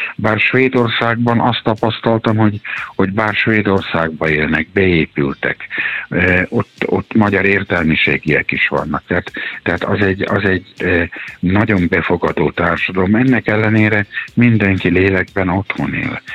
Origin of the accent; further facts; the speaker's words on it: Subotica, Vojvodina, Serbia; moved away as an adult; now in Hungary; én is egy háború miatt vagyok itt, Szabadkán születtem, és a délszláv háború kapcsán jöttem át